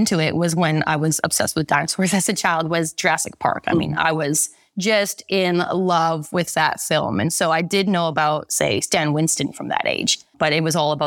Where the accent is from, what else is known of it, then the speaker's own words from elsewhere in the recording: Vancouver, British Columbia, Canada; moved away as an adult; I'm from Vancouver, Canada originally